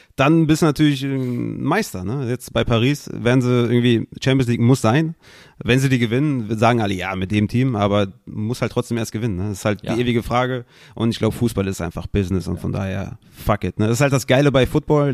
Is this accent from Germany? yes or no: yes; Düsseldorf, North Rhine-Westphalia, Germany; ich bin Düsseldorfer